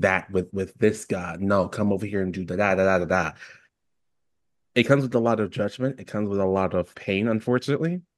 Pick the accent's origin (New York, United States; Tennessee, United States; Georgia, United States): New York, United States; New York City; now in Oregon, United States; I'm still from New York City.